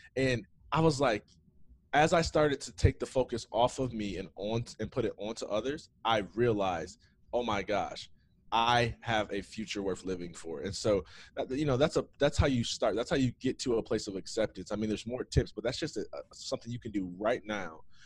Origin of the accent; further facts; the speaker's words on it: Jackson, Michigan, United States; nobody knows Jackson, Michigan. About an hour and a half west of Detroit. I grew up there in the streets.